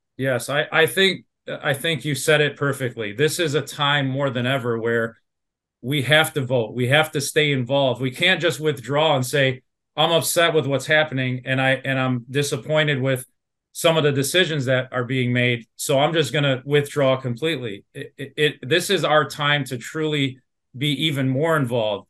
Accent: Dearborn, Michigan, United States; I'm a born and raised in Dearborn

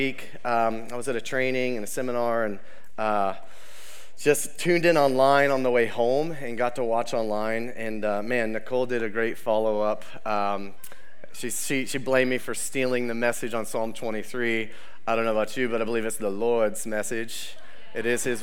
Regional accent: Ohio, United States; We are from Ohio. We are Ohio strong, right?

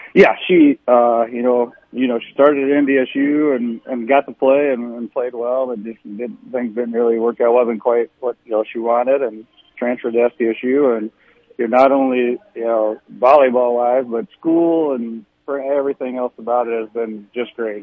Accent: New York City, New York, United States; moved away as an adult; now in Midwest, United States; I grew up in Brooklyn, New York

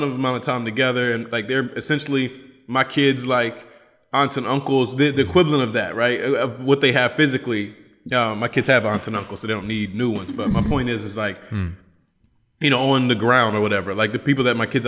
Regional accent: Appalachia, United States; accent: Appalachian; moved away; also born or lived in Cochabamba, Bolivia; my Appalachian accent

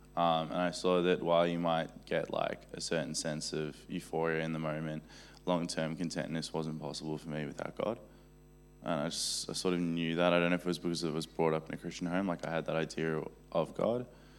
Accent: Johannesburg, Gauteng, South Africa; now in Australia; I'm from Johannesburg in South Africa originally, but I've lived in Australia most of my life.

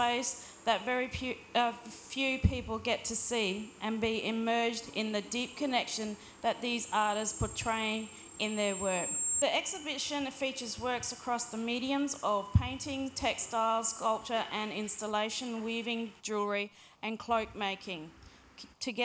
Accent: Birdsville, Queensland, Australia; also born or lived in Simpson Desert; now in Port Augusta, Australia; I'm a Wonkawa woman from the Simpson Desert, and I come from Birdsville in Queensland.

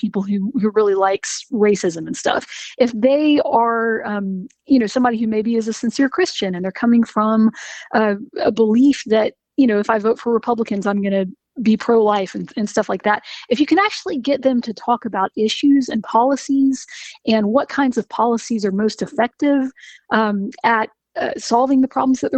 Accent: Macon, Georgia, United States; now in Athens, United States; I'm from Macon originally, born and raised

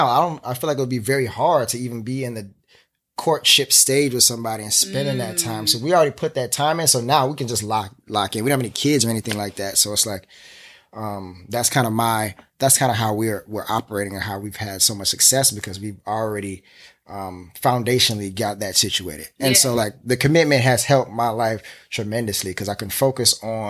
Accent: Florida, United States; now in New York City, United States; I'm from Florida. I'm a Floridian. But I've lived in New York longer than I've lived in any

